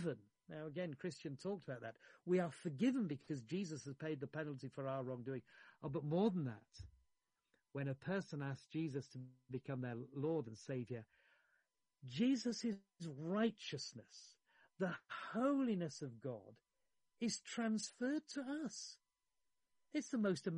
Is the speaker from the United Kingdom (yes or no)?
yes; Yorkshire and the Humber, United Kingdom; I grew up in Yorkshire